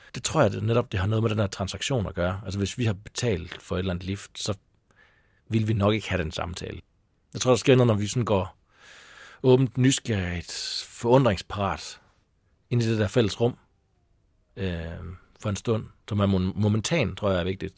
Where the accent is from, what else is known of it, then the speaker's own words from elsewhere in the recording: Taulov, between Kolding and Fredericia, Southern Denmark, Denmark; also born or lived in North Jutland / Copenhagen / Aarhus; now in Sorø, Denmark; Men jeg er fra Tavler mellem Kolding og Fredericia